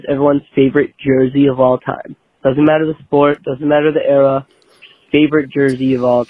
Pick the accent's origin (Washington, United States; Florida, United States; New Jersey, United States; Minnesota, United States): Minnesota, United States; I'm from Minnesota